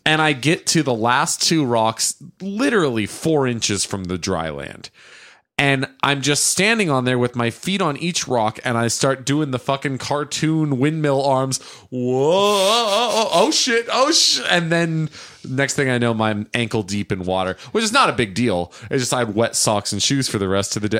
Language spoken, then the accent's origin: English; Stockton, California, United States; Stockton, my hometown